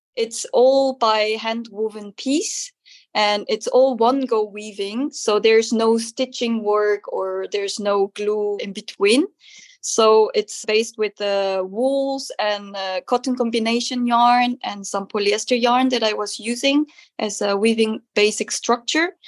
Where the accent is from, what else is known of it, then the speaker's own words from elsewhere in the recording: South Korea; English is a second language; moved away as an adult; now in Netherlands; I'm a textile artist based in the Netherlands and I'm come from originally from South Korea.